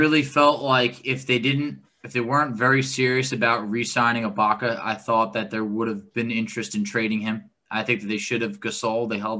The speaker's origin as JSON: {"language": "English", "region": "New York", "country": "United States", "tie": "born or raised there", "said": "I'm from New York, born and raised, lived there over 20 years, but I cannot be nice anymore."}